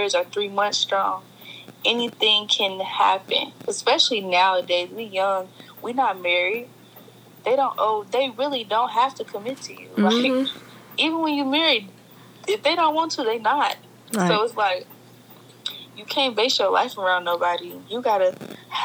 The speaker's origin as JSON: {"language": "English", "town": "Cincinnati", "region": "Ohio", "country": "United States", "said": "I'm from Cincinnati"}